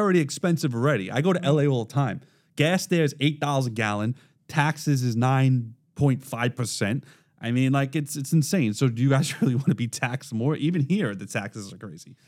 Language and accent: English; New York City, New York, United States; accent: Brooklynese; I was raised in Brooklyn, so this is how I talk